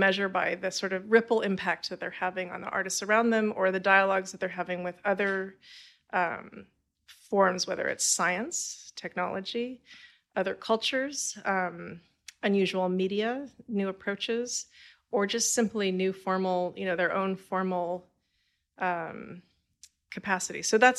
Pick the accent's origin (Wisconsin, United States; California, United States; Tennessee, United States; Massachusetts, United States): California, United States; I did not. Okay. I'm from California.